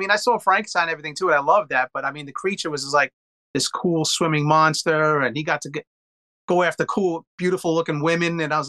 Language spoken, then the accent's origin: English; New York City, New York, United States; I'm from New York, Bronx.